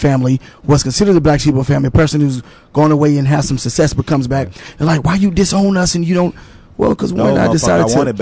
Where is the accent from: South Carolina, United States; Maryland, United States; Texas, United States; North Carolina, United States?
Texas, United States; Dallas; we grew up in Dallas, in Oak Cliff